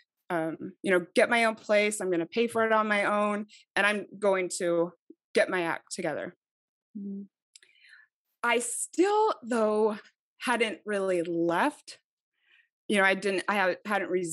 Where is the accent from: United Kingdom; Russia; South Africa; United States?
United States; Mesa, Arizona; moved away as an adult; also born or lived in Idaho; I'm from Mesa